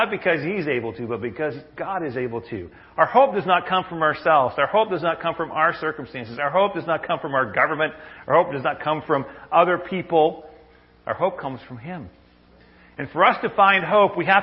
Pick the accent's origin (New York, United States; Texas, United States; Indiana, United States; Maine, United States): Maine, United States; when I was a kid, I grew up in Maine